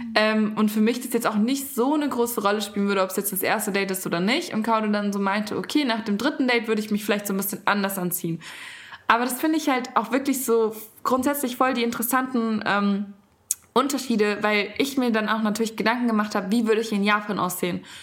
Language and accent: German; Germany; bei uns in Deutschland